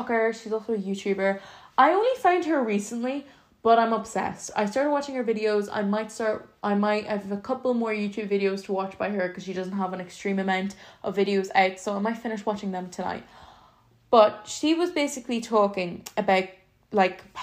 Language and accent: English; Ireland; I'm from Ireland